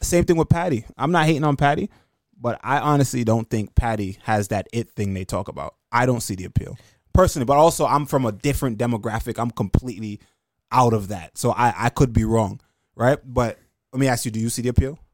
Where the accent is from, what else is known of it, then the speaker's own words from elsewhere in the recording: Jamaica; now in New York, United States; I'm from Jamaican kid that lives in New York